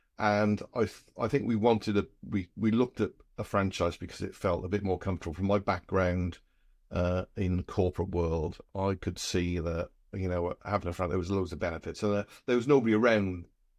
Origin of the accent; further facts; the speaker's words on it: Wales, United Kingdom; We're from South Wales, and we went home one weekend, having worked in London.